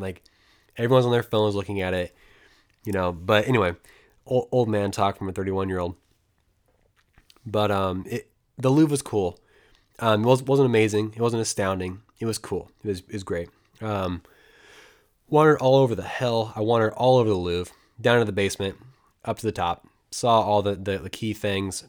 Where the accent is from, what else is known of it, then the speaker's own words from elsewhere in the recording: United States; I'm American